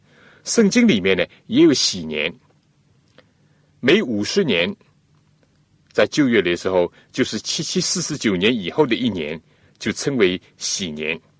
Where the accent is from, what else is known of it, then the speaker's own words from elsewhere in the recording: China; 我们中国人呢，都喜欢选择一个吉利的日子来举行婚礼。